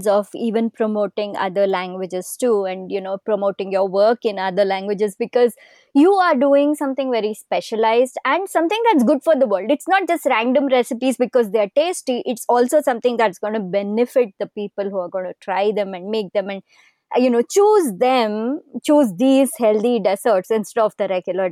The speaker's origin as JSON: {"language": "English", "region": "Karnataka", "country": "India", "first_language": "Kannada", "second_language": "English", "said": "I also do a lot in Kannada, which is my language in our state of Karnataka and the southern part of India where I live"}